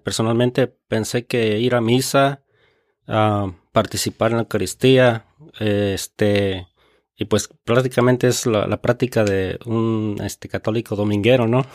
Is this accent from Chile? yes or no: no; Michoacán, Mexico; now in Reading, United States; soy mexicano, ah, michoacano, de Michoacán